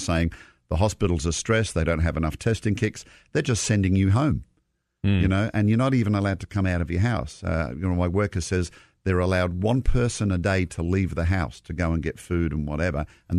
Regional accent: Australia; now in United States; we look at the winter in the Southern Hemisphere, like my home country of Australia

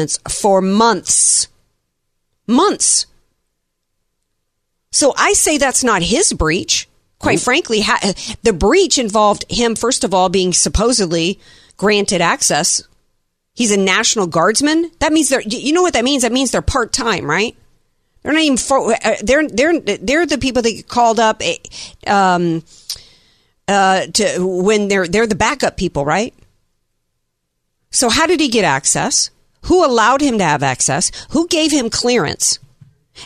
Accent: the South, United States; I grew up in the South and we're all about the manners

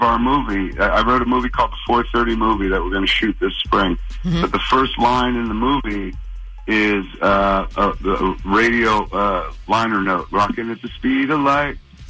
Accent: Highlands, New Jersey, United States; I bought a movie theater in my hometown. I grew up in a town called Highlands, New Jersey

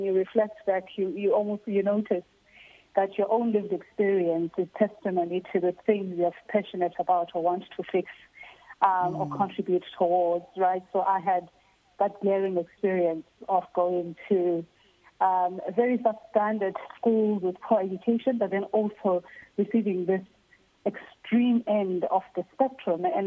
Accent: Butterworth, Eastern Cape, South Africa; moved away; It's a small town, yeah, called Butterworth.

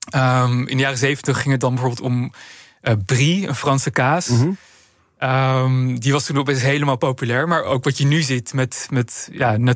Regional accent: Amsterdam, North Holland, Netherlands; Kijk, ik, ik ben zelf opgegroeid in Amsterdam.

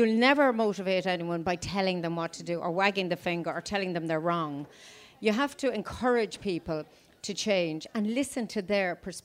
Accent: County Louth, Ireland; moved away as an adult; now in County Meath, Ireland; I'm from County Louth. There's eight of us in family. My parents, sadly, have passed away. We had a small but mixed farm

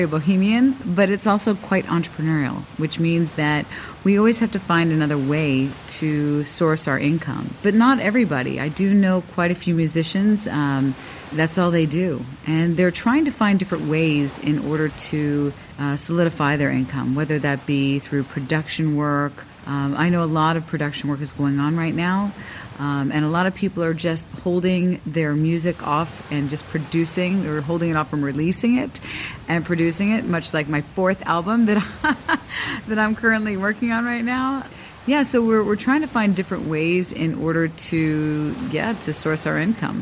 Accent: Miami, Florida, United States; moved away as an adult; also born or lived in South Korea; now in Singapore; I'm from Miami

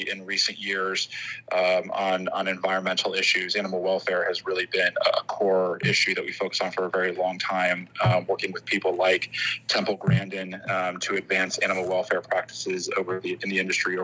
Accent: the South, United States; I'm from the South

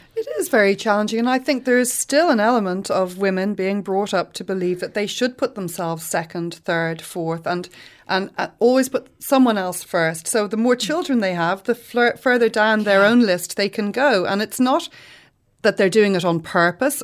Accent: Ireland; we're Irish

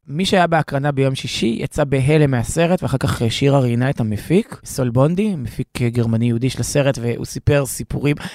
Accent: Tel Aviv, Tel Aviv District, Israel; גרתי 22 שנה בתל אביב, ולפני זה גם בעצם הבניין שבו גדלתי בתל אביב, אצל סבא וסבתא שלי

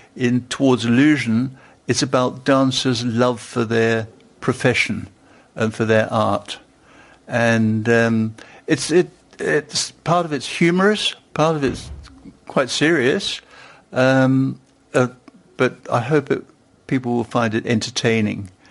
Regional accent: London, United Kingdom; moved away as an adult; also born or lived in Stuttgart; I was born in London.

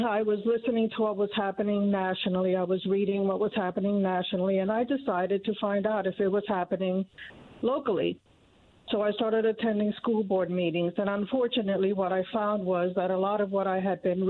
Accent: Cuba; born or raised there; also born or lived in Indiana; now in Noblesville, United States

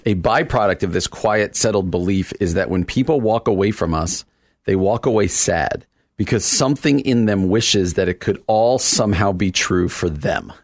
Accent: New Jersey, United States; New Jersey. That's my home state

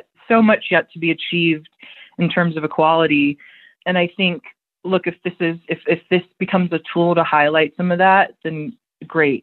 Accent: United States; I'm an American

